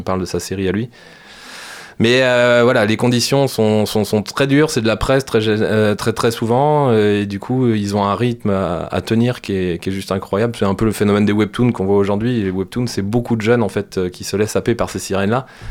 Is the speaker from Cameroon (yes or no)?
no; France; chez nous en France